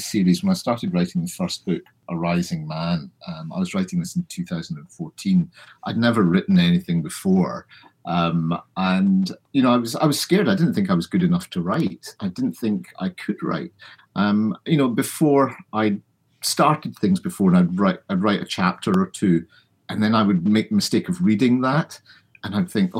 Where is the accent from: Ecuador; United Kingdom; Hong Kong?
United Kingdom; Glasgow, Scotland; also born or lived in London; my parents moved to Scotland when I was about two or three.